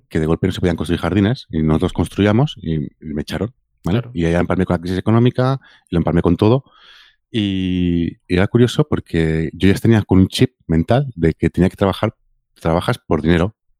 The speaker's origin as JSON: {"language": "Spanish", "town": "Mataró", "region": "Catalonia", "country": "Spain", "tie": "born or raised there", "said": "yo me considero que soy de Rocafonda. Mm. ¿vale? que es un barrio de Mataró"}